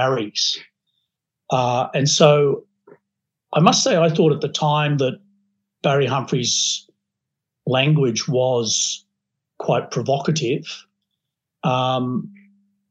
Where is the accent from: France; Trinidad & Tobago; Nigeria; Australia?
Australia; I'm an Australian journalist